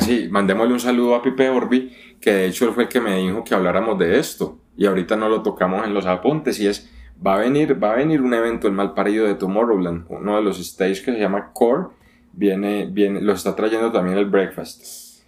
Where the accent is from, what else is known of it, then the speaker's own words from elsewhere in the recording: Colombia; yo soy colombiano